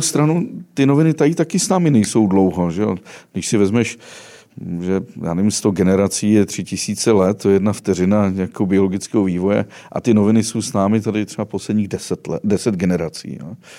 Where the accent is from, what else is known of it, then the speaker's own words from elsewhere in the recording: West Bohemia, Karlovy Vary Region, Czechia; nejhezčí Čechy jsou ty, z kterých pocházím já, tedy západní Čechy, Karlovarsko